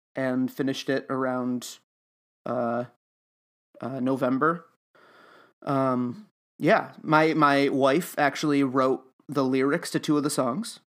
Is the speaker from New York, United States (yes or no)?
yes; Utica, New York, United States; also born or lived in Oswego, New York; I'm from Utica, New York, um, but I, I live in Oswego right now